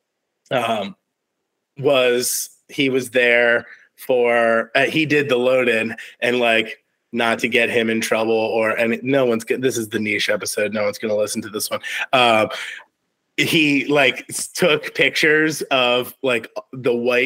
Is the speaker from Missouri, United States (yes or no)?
no; Virginia, United States; I'm from Virginia, from the 757